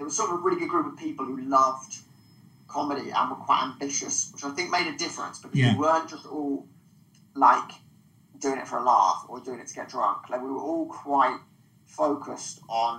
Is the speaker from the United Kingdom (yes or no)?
yes; United Kingdom; accent: southern; also born or lived in Manchester; my southern accent